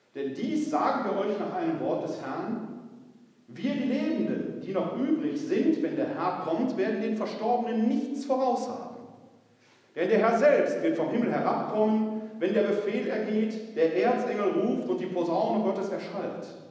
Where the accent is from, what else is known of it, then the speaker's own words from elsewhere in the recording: Essen, North Rhine-Westphalia, Germany; Ich bin gebürtig aus der Stadt Essen, Essen-Altendorf. Meine Familie war eine ganz alteingesessene Essener Familie